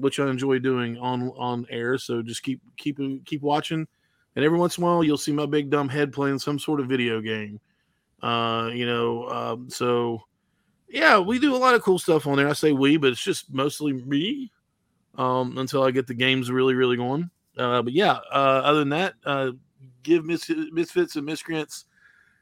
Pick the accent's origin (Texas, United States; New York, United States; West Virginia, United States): West Virginia, United States; now in North Carolina, United States; I am from the Appalachia area, from West Virginia. Now live in North Carolina